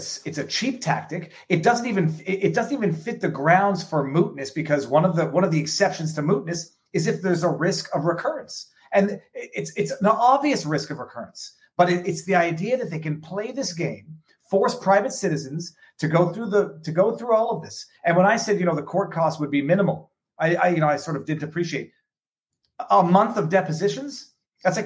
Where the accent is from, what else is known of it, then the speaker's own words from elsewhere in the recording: Canada; moved away as an adult; I'm not a citizen here yet. I'm still a Canadian citizen. I'm here on a visa